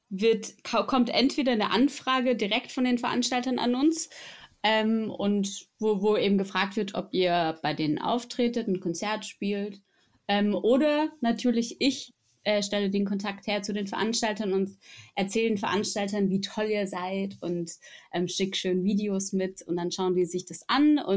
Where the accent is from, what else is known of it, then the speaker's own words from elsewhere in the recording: Egenhausen, Baden-Württemberg, Germany; Gehört live habe ich euch in der Nähe von meinem Heimatort im Nordschwarzwald in Egenhausen.